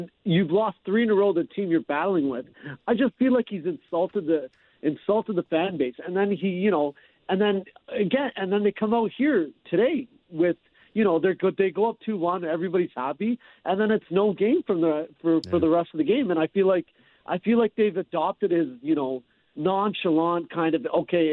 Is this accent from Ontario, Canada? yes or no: no; Calgary, Alberta, Canada; We're both from Calgary